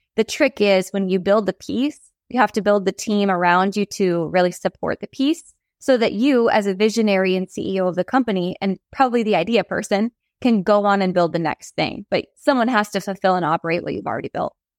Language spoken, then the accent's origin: English; North Dakota, United States; Growing up in North Dakota